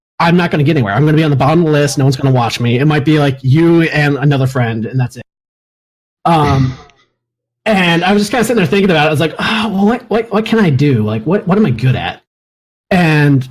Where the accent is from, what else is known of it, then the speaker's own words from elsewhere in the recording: Alaska, United States; moved away; also born or lived in East Coast; I'm an Alaskan. I claim to be Alaskan. I'm actually from the East Coast, but I spent my childhood growing up in Alaska.